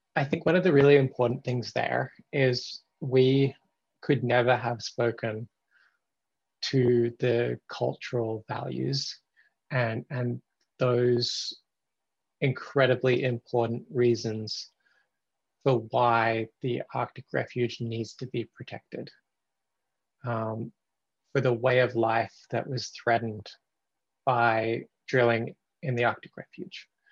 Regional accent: Australia; moved away as an adult; now in Canada; I've lived in Canada, I'm originally Australian, I've lived in Canada for the last 10 years

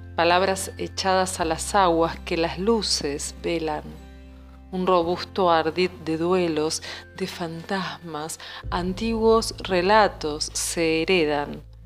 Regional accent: Arroyo Seco, Santa Fe, Argentina; moved away as an adult; now in Buenos Aires, Argentina; yo soy de Arroyo Seco, provincia de Santa Fe, pero hace casi 20 años que vivo en Buenos Aires.

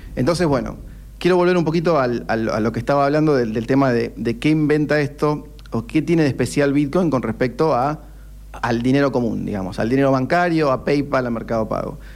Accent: Argentina; somos argentinos, crecimos en ese contexto

